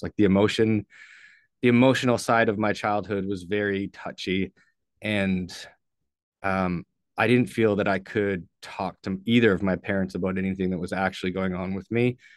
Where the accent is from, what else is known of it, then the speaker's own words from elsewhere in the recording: St. Catharines, Ontario, Canada; moved away; I was born in Saint Catharines, Ontario, um, lived there until I was